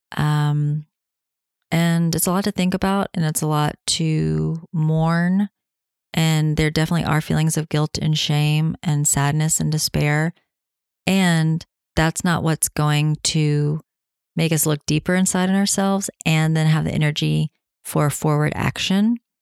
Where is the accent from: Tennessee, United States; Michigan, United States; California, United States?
Tennessee, United States; here in Tennessee, my home state